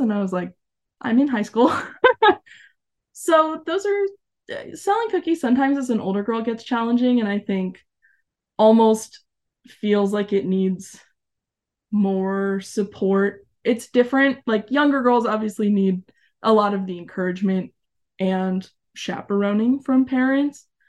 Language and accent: English; Arizona, United States; moved away as an adult; also born or lived in New Mexico; I was born and raised in Arizona